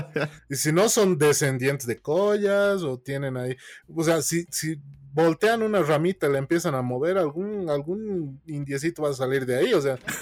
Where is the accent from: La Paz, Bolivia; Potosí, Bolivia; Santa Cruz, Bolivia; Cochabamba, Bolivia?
La Paz, Bolivia; accent: paceño; yo soy morenito, yo a mí se me nota paseño de aquí